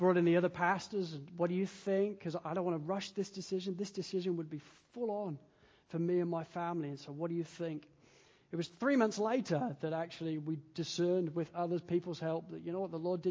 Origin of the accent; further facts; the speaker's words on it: England, United Kingdom; now in Wales, United Kingdom; I'm an English guy